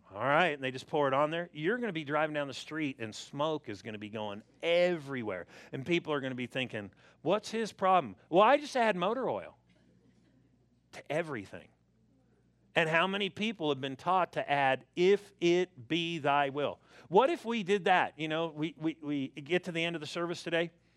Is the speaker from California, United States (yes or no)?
yes; Southern California, United States; I was born and raised in Southern California